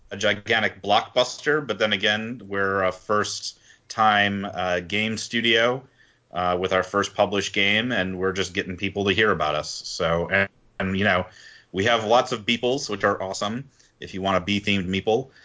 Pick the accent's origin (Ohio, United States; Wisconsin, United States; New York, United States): Wisconsin, United States; now in Philadelphia, United States; I'm from Wisconsin originally